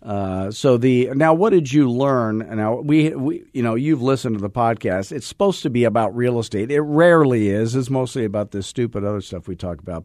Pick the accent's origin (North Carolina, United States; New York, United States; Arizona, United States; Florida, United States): Arizona, United States; born or raised there